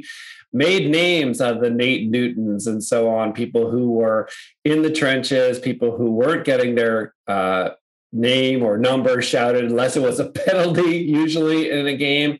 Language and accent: English; New England, United States; somebody growing up in New England